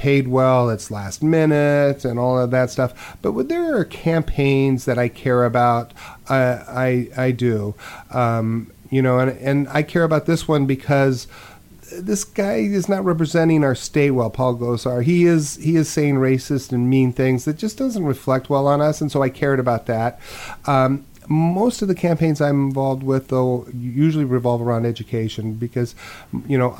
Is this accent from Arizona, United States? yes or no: yes; Phoenix, Arizona, United States; also born or lived in Los Angeles; we moved from Los Angeles out of, you know, this ghetto apartment we were living in, you know, and she bought a house in Phoenix and enrolled me in school